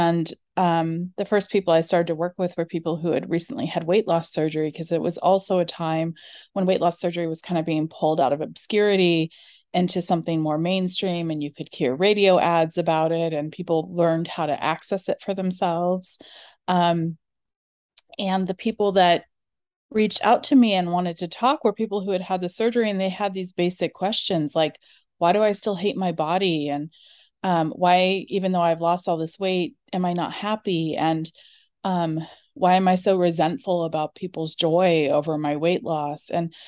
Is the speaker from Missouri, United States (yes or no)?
no; California, United States; I grew up in California. I grew up in a really liberal, progressive, dieting family